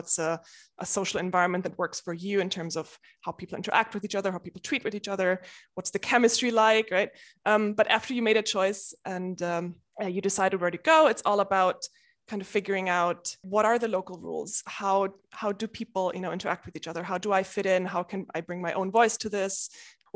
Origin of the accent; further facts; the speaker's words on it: Munich, Bavaria, Germany; moved away as an adult; also born or lived in Switzerland; now in United Kingdom; I started in Germany. I was born in Munich